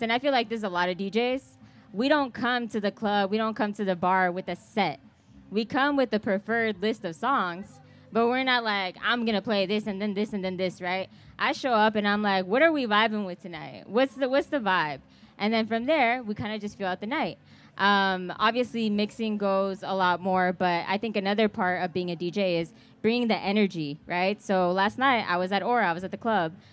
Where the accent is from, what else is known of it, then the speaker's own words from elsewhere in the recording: Kansas City, Missouri, United States; I'm from Kansas City. I live here